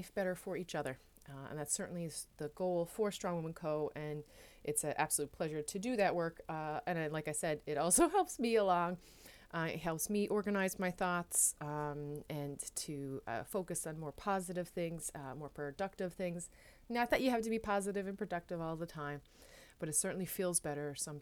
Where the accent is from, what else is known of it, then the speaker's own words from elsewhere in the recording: Newfoundland and Labrador, Canada; now in Netherlands; I am a Newfoundlander and Canadian coming to you from a city south of Amsterdam in the Netherlands.